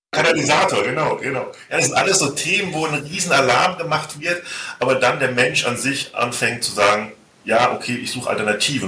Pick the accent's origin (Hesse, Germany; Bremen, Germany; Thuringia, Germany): Hesse, Germany; Ich bin Hesse